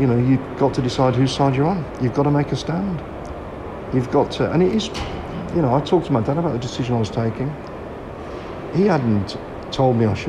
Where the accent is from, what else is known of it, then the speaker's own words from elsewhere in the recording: Dudley, West Midlands, United Kingdom; I grew up in Dudley